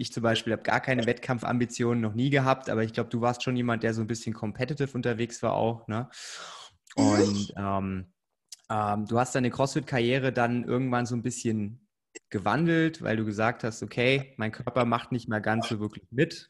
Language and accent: German; Bavaria, Germany; ich komme ja aus dem Erz erzkonservativen Bayern